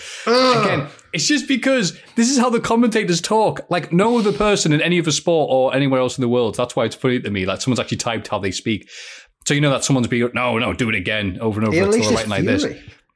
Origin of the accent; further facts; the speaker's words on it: England, United Kingdom; But it's probably a lot easier just to have, look, I'm English, all right, rather than go through the history of this.